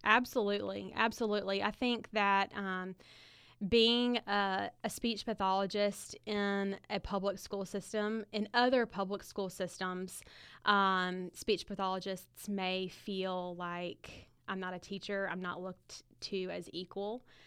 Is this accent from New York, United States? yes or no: no; Montgomery, Alabama, United States; I grew up in Montgomery